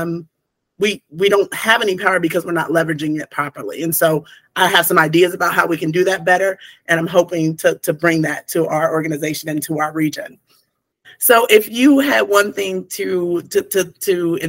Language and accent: English; Portsmouth, Ohio, United States; I'm an Appalachian girl. I grew up in Southern Ohio, Portsmouth, Ohio